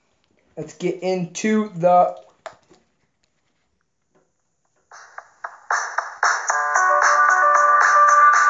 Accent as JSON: {"language": "English", "region": "the North", "country": "United States", "moved": "yes", "lives_now": "Virginia, United States", "said": "I'm from the north, so I'm not used to southern"}